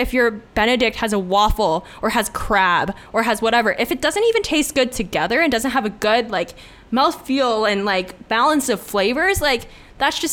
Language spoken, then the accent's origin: English; Hong Kong; moved away; growing up in Hong Kong